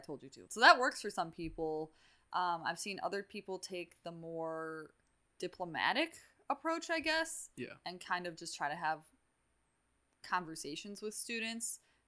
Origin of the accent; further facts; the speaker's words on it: Muskego, Wisconsin, United States; I grew up in Muskego